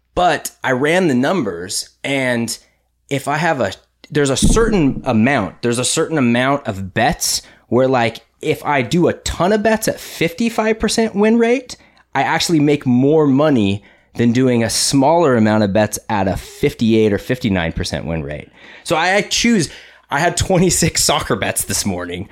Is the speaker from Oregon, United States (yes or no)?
no; Huntington Beach, California, United States; We're from California. We're from Huntington Beach. It's Surf City, U S